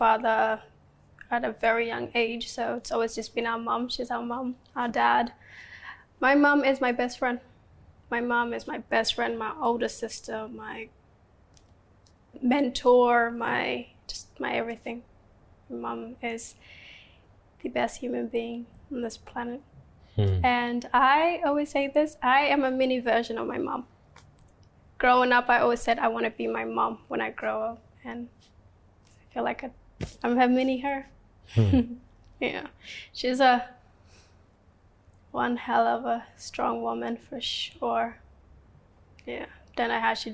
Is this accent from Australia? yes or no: yes; Australia; English is a second language; also born or lived in Kakuma refugee camp, Kenya / South Sudan; It's where I grew up for the first almost 8 years of my life before moving to Australia.